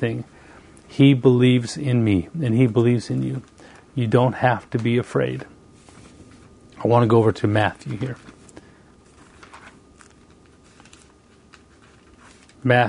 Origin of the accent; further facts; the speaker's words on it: Canada; moved away as an adult; now in United States; I moved from Canada and went all the way to the United States, 3,000 miles away from home